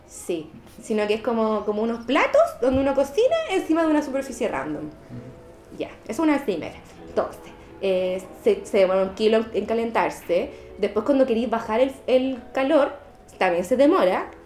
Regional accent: Santiago, Santiago Metropolitan Region, Chile; nací en Santiago, ni un brillo, he estado acá toda mi vida

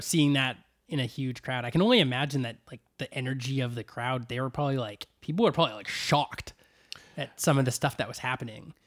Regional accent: Vancouver, British Columbia, Canada; my hometown

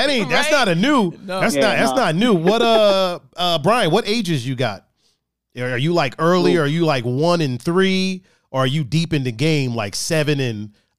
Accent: Chicago, Illinois, United States; I grew up with women. I grew up, you know, black, and I grew up in South American.

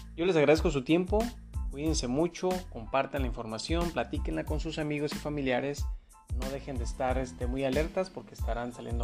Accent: Mexico; como mexicanos

